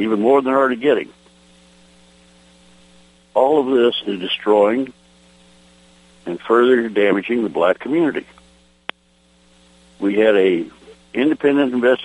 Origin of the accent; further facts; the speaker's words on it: New Orleans, Louisiana, United States; moved away as an adult; now in East Texas, United States; I was raised partly in New Orleans. I went to elementary school in New Orleans. I went to middle school in New Orleans and ultimately came back and graduated from high school in New Orleans